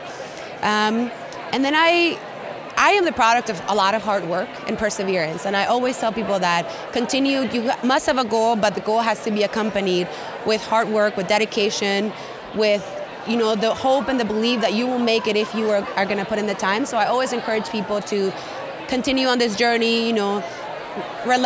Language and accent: English; Colombia; now in United States; I grew up in Colombia in South America.